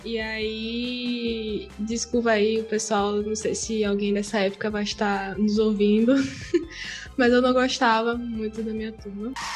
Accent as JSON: {"language": "Portuguese", "town": "Salvador", "region": "Bahia", "country": "Brazil", "moved": "yes", "lives_now": "Portugal", "said": "Eu sou baiana de Salvador, porém atualmente estou morando em Portugal."}